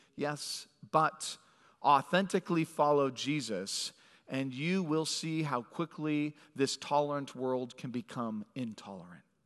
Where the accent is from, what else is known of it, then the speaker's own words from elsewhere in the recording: Phoenix, Arizona, United States; moved away; I was born in Phoenix, and as a young kid, went to San Diego